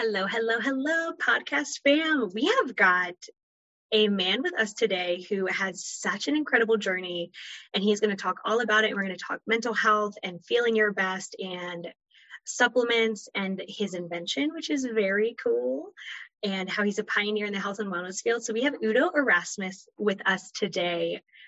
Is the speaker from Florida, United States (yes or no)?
yes; Florida, United States; moved away; also born or lived in North Carolina; I'm originally from Florida, moved to North Carolina